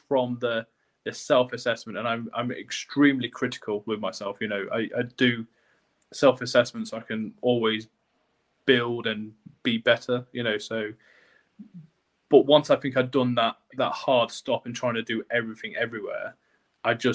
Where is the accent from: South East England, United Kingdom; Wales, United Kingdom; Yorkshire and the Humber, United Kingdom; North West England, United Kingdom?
Yorkshire and the Humber, United Kingdom; North East Lincolnshire; now in York, United Kingdom; my hometown in Northeast Lincolnshire